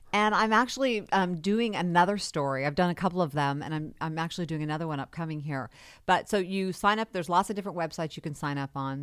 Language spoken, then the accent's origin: English; Carmichael, California, United States; also born or lived in Denver / Folsom; I grew up in Carmichael